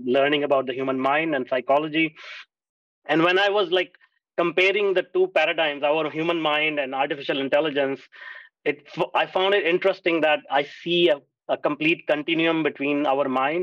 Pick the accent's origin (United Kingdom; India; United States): India; moved away; I grew up in India